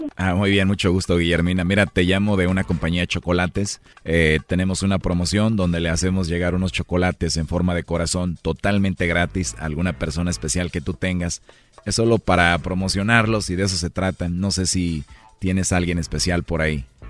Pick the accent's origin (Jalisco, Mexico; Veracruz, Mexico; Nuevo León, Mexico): Jalisco, Mexico; Guadalajara; Yo soy de Guadalajara